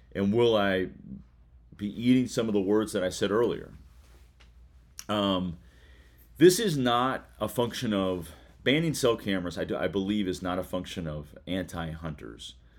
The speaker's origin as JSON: {"language": "English", "region": "Kentucky", "country": "United States", "tie": "born or raised there", "said": "Kentucky, uh, my, my home state, um, where I currently reside"}